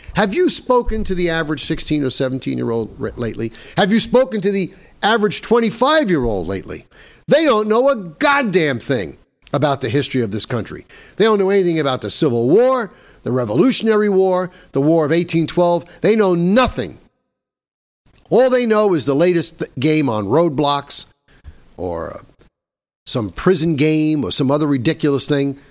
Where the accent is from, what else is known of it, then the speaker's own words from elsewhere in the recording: New York, United States; my home state of New York